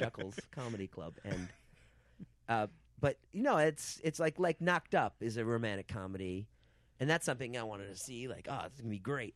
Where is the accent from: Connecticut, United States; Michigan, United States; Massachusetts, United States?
Massachusetts, United States; Boston; moved away; also born or lived in New York; I'm from Boston.